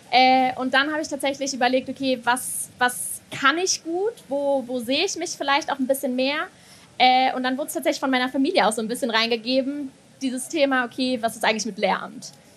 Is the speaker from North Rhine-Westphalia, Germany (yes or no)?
yes; Bonn, North Rhine-Westphalia, Germany; moved away as an adult; now in Mainz, Germany; ich komme ursprünglich aus Bonn